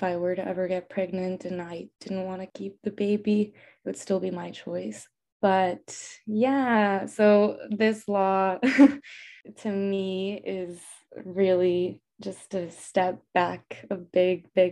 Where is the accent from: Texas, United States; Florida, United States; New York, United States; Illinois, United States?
Texas, United States; El Paso; I'm also from El Paso, Texas, which is a predominantly Hispanic city because it's a border city